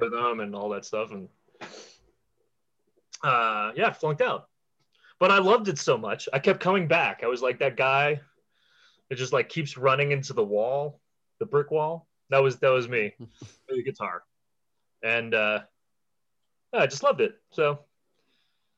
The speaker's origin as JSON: {"language": "English", "town": "Washington", "region": "District of Columbia", "country": "United States", "tie": "born or raised there", "said": "I'm from Washington, D.C. And I grew 79, born in 79. So the 80s when the guitar solo was king, that was the where I came up in."}